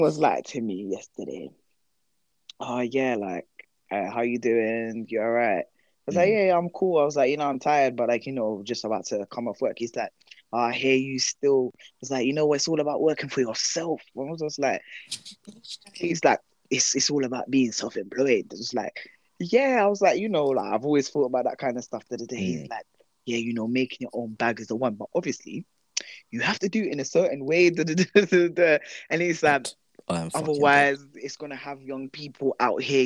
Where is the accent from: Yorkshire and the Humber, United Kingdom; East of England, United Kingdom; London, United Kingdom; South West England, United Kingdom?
London, United Kingdom; accent: London; growing up in Ends